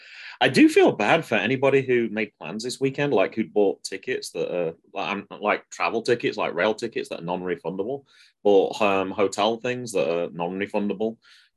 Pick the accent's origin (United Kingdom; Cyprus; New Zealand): United Kingdom; now in United States; as a Brit living in the US right now